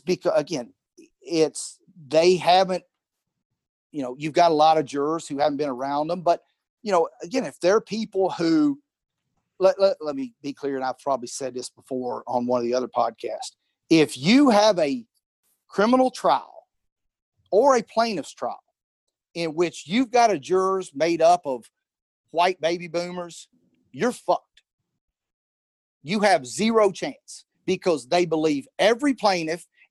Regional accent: Edmonton, Kentucky, United States; I'm from Edmonton. You know, I had a few black friends, but there weren't many black people that I grew up

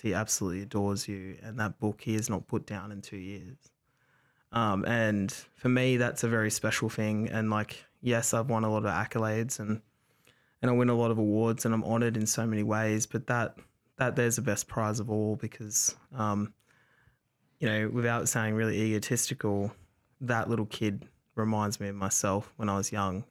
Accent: Dapto, New South Wales, Australia; also born or lived in Wagga Wagga; my family are from Wagga. I grew up in Dapto

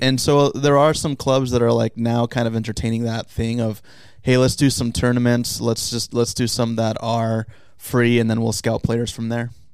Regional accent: San Diego, California, United States; I'm from originally from San Diego

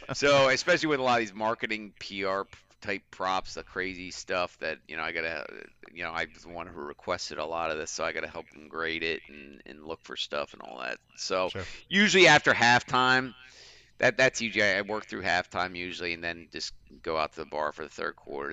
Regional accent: Philadelphia, Pennsylvania, United States; I'm from Philly

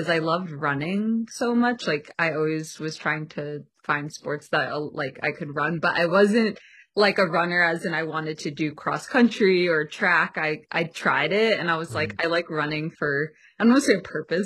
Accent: New Jersey, United States; moved away as an adult; also born or lived in Pennsylvania / Boston / New York; now in Colorado, United States; I'm originally from New Jersey. I am an East Coast girl.

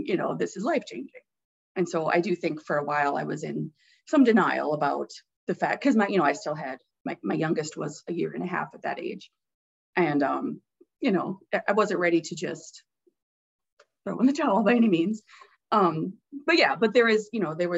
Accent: Deer River, Minnesota, United States; I'm from a small town, so the bookmobile would come

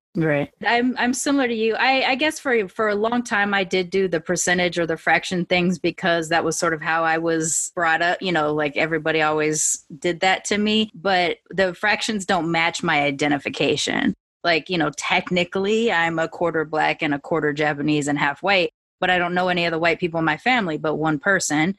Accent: California, United States; also born or lived in Long Beach / Sacramento; I'm fully so Californian

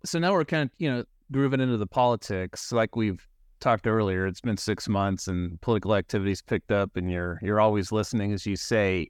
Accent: California, United States; as a Californian

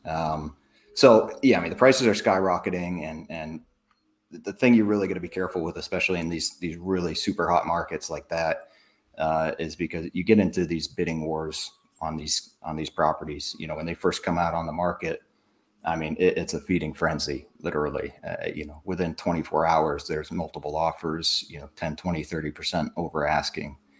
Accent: New Hampshire, United States; moved away as an adult; also born or lived in South Florida; I'm from New Hampshire originally, so uh, I I know the Boston area very very well. But yeah, I grew up up there, moved down South Florida when I was 18

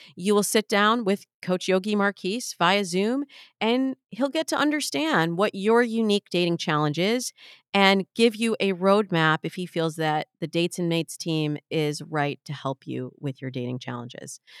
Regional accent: Midwest, United States; I grew up in the Midwest

